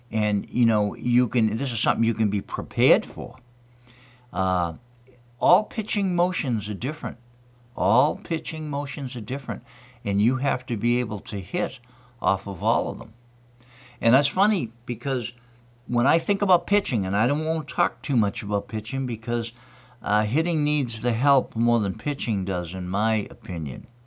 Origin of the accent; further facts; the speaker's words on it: Hanson, Massachusetts, United States; from Hanson, Massachusetts.